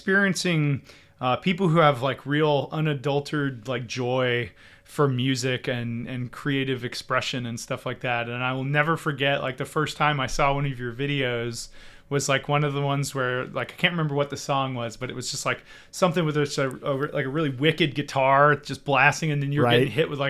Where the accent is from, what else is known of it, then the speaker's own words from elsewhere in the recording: Georgia, United States; also born or lived in Germany; I was born in Germany. My dad was in the military. My mom was German. And we sort of moved around quite a bit for the first few years of my life. But we sort of settled down in Georgia